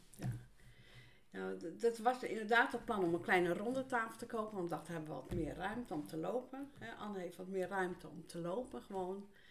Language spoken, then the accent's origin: Dutch; Rotterdam, South Holland, Netherlands; moved away as an adult; now in Buitenpost, Netherlands; Ik kom uit Rotterdam.